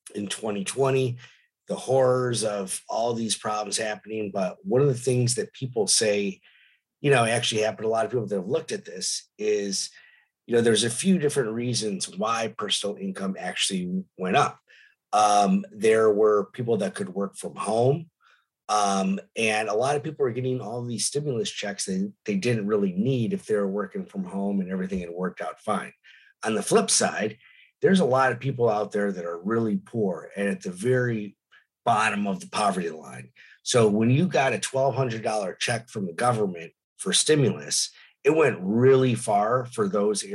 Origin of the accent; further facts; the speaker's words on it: Detroit, Michigan, United States; now in San Diego, United States; my hometown of Detroit